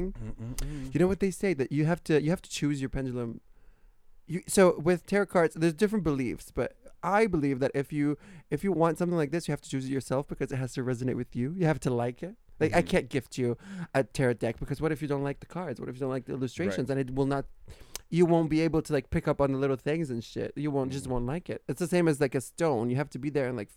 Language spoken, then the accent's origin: English; Italy; born or raised there; moved away